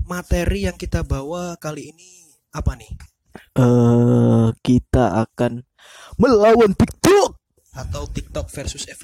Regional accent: Java, Indonesia; first language Javanese; Indonesian is a second language; soalnya kita orang Jawa.

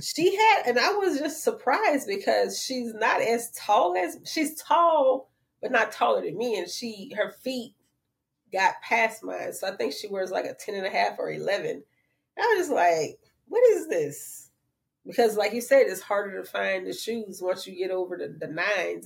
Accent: New Orleans, Louisiana, United States; I'm from the Seven Ward

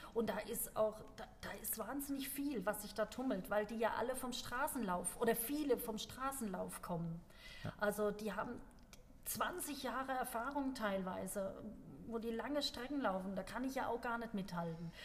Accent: Germany; bei uns in Deutschland

